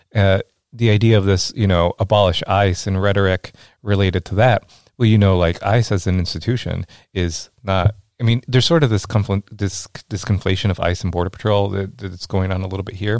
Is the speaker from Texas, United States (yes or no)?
yes; Rio Grande Valley, South Texas, United States; moved away as an adult; now in Iowa, United States; as a kid growing up in the Rio Grande Valley